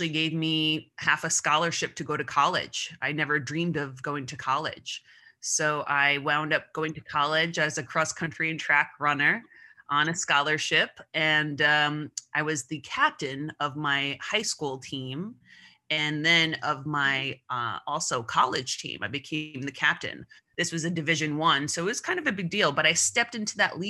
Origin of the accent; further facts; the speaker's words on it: Long Island, New York, United States; I grew up on Long Island